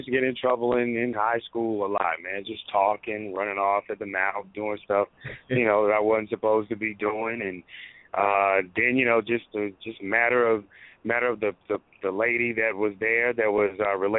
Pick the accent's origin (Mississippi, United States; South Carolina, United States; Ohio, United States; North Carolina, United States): South Carolina, United States; When I came here from South Carolina, I used to do some sports stuff on one of the cable access channels.